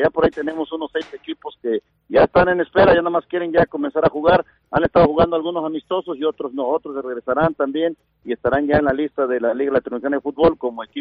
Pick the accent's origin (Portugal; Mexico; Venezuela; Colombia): Mexico; Qué mala suerte para nosotros como mexicanos